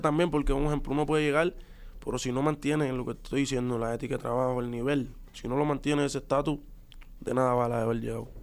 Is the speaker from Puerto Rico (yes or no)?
yes; Puerto Rico; los boricuas somos así también